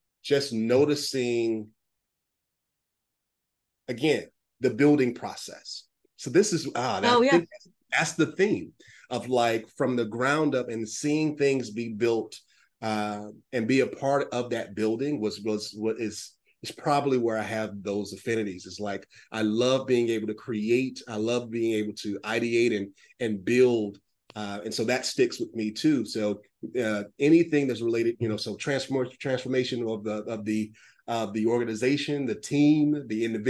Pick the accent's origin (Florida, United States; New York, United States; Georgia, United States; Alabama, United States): Georgia, United States; Atlanta; I'm from Atlanta